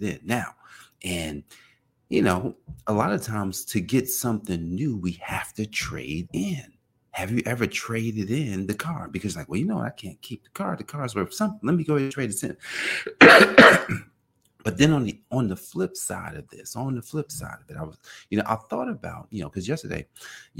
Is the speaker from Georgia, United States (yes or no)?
no; Newark, New Jersey, United States; now in Indian Head, United States; I'm from Newark, New Jersey